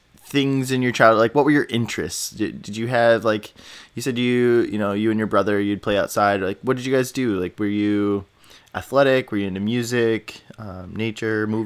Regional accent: Indiana, United States; also born or lived in Illinois; now in Minnesota, United States; I grew up in Indiana

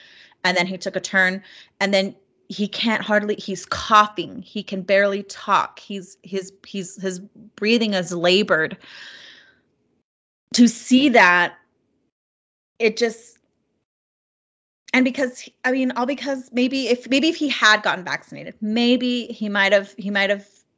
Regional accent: New Mexico, United States; Yes, I'm Navajo, or Diné, as we're called now. I'm Navajo. I'm originally from New Mexico.

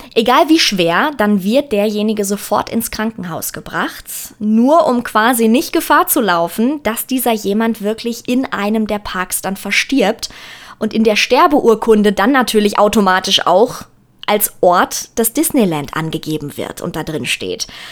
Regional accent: Germany; hier bei uns in Deutschland

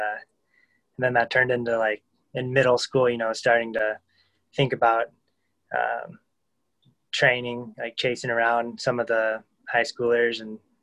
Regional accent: Fairbanks, Alaska, United States; now in Anchorage, United States; I grew up in Fairbanks

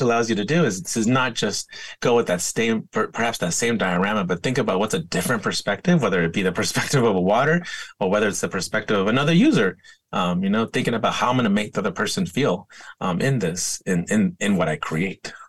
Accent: San Diego, California, United States; I grew up skateboarding in San Diego.

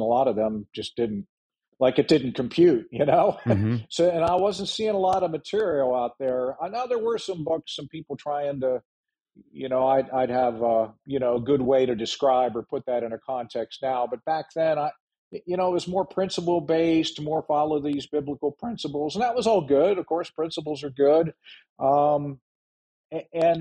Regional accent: Ohio, United States; now in Frederick, United States; the small town I grew up in Ohio

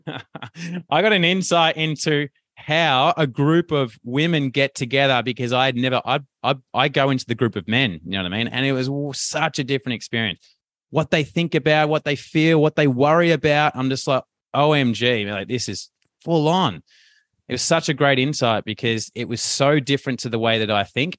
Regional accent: Melbourne, Victoria, Australia; accent: Australian; rough Westie; I'm from Melbourne and it's, it's usually like in a, in a West area, a little bit more rougher.

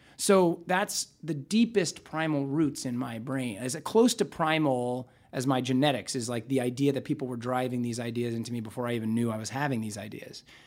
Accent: Nebraska, United States; I grew up in Nebraska

